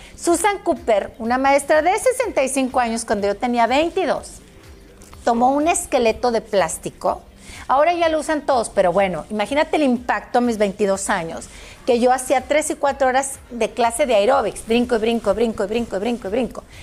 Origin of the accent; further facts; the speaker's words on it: Mexico; en mi país, en México